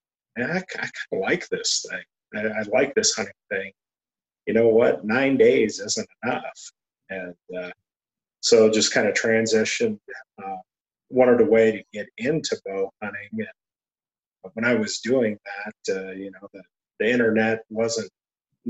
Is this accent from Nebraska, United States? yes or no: yes; Broken Bow, Nebraska, United States; also born or lived in Cody, Nebraska / Ainsworth, Nebraska / Chadron, Nebraska / Ogallala, Nebraska; grew up in Nebraska. And I say Nebraska in general because you name a corner of Nebraska, I lived there.